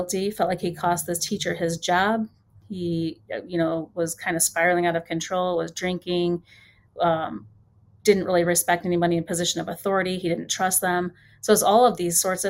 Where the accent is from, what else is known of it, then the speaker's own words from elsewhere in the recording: Highland, Indiana, United States; Highland, Indiana, which is my hometown